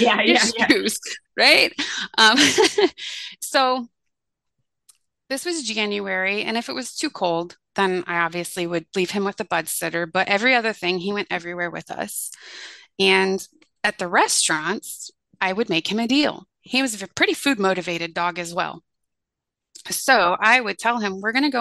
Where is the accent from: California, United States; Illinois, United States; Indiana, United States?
Indiana, United States; Fort Wayne; my hometown of Fort Wayne, Indiana